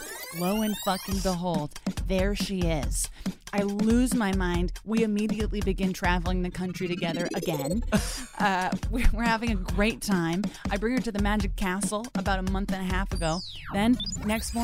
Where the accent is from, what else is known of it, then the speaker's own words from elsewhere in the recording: Brockton, Massachusetts, United States; my hometown baseball team being called the Brockton Rocks